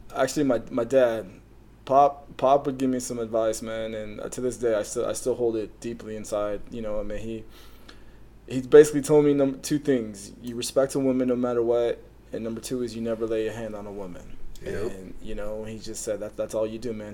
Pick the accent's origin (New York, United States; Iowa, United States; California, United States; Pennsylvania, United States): California, United States; Canyon Lake; I grew up in Canyon Lake